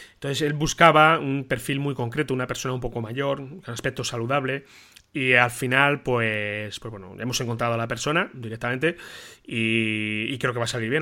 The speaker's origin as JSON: {"language": "Spanish", "town": "Toledo", "region": "Castilla-La Mancha", "country": "Spain", "said": "como toledano de aquí, de la ciudad donde vivo"}